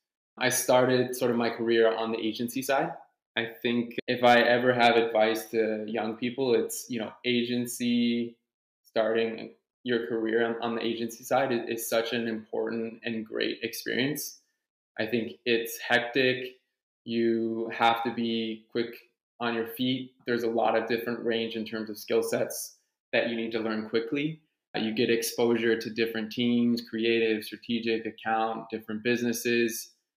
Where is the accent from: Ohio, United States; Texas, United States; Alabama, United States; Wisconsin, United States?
Ohio, United States; Cincinnati; born there; So my parents are French Canadian. They were born and raised in Quebec, but I was born in the US. So I was born in Cincinnati.